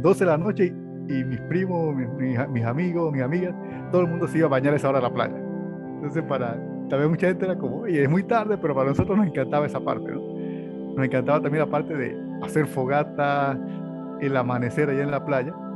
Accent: Los Santos, Panama; menos de cuatro minutos ya estás en la playa, donde soy nativo, que es, se llama de Los Santos

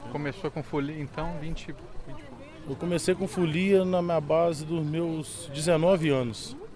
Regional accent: São Fidélis, Rio de Janeiro, Brazil; Vocês são de São Fidélis? Sou de São Fidélis.

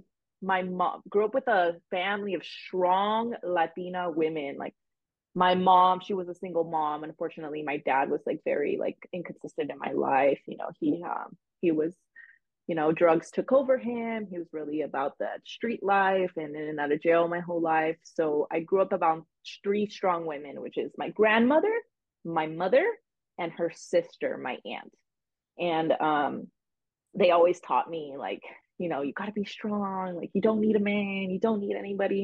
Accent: Los Angeles, California, United States; I grew up in the San Fernando Valley, which is located like 15 minutes from Los Angeles

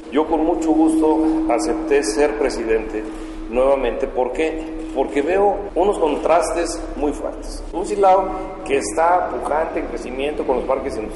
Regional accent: Silao, Guanajuato, Mexico; yo soy orgulloso orgullosamente nacido aquí en Silao, crecí aquí en Silao, crecí en la zona centro, crecí en la zona de los mercados

